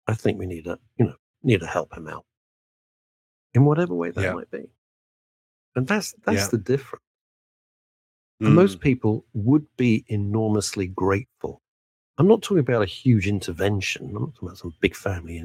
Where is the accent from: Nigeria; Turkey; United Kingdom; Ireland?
United Kingdom; we're British